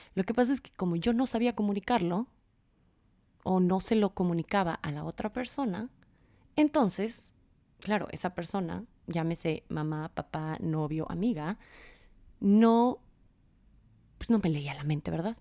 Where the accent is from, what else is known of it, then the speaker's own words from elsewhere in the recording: Quito, Pichincha, Ecuador; soy de Quito, Ecuador